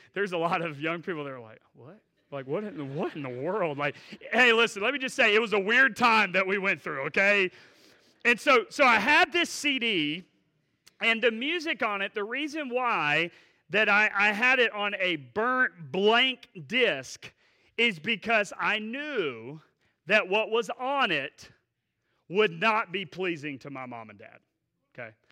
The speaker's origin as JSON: {"language": "English", "town": "Asheboro", "region": "North Carolina", "country": "United States", "tie": "born or raised there", "said": "Asheboro, uh, home."}